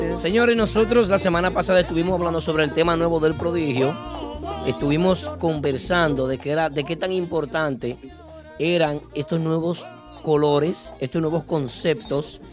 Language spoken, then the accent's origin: Spanish; Santiago de los Caballeros, Santiago, Dominican Republic; moved away; mi ciudad natal